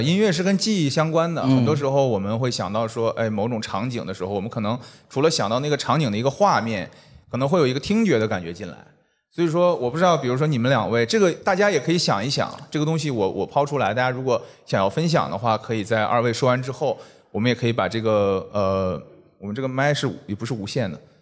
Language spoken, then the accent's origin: Chinese; Northeast China, China; moved away; 我也是东北人嘛嗯。然后我很早就离开东北了